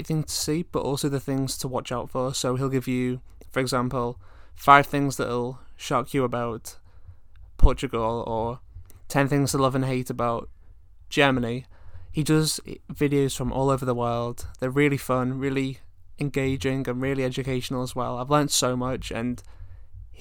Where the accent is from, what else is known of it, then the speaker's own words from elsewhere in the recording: Liverpool, North West England, United Kingdom; I'm from Liverpool and like, I went to the university in Liverpool